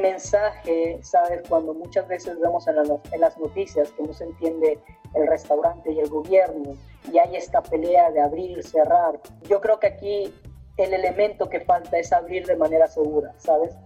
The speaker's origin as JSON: {"language": "Spanish", "country": "Mexico", "said": "nosotros somos de aquí, perdón, somos mexicanos"}